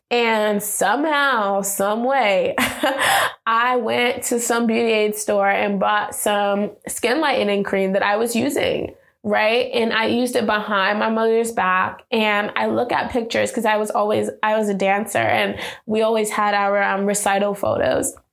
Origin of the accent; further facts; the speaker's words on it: New York, United States; so we went to Jones Beach, uh, which is like I think Long Island because we're from New York